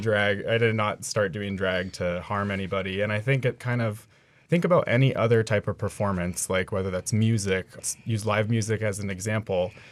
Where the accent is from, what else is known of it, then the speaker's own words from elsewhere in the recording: Two Rivers, Alaska, United States; I grew up in Two Rivers, Alaska, you know, out in the woods, dog mushing